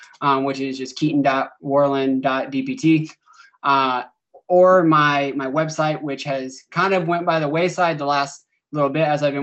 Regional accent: Indiana, United States; now in St. Louis, United States; I'm from Indiana

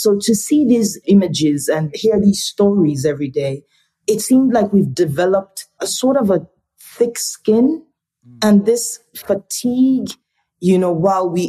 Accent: Enugu State, Nigeria; also born or lived in Warri, Delta State, Nigeria; I'm from Enugu State, which is in the eastern part of Nigeria. But I was born in Delta State, Warri to be precise, which is in the south region of Nigeria

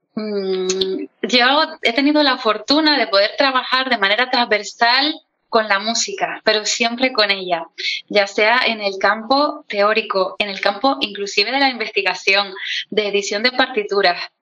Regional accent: Canary Islands, Spain; como soy canaria, pues yo lo seseo todo

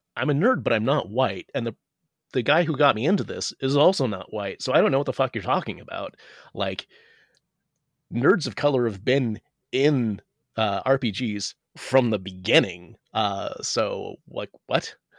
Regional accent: United States; I'm Asian American

